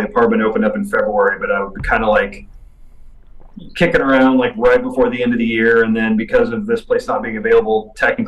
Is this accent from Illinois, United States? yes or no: yes; Central Illinois, United States; moved away as an adult; also born or lived in Chicago, Illinois; I'm from Central Illinois